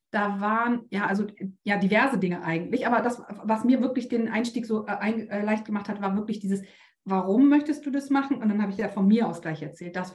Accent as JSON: {"language": "German", "region": "Bremen", "country": "Germany", "said": "weil ich komme aus Bremen."}